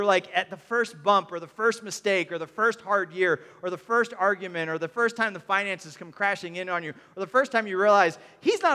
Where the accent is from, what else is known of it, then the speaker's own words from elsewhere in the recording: United States; we're young and we're American in the 2020s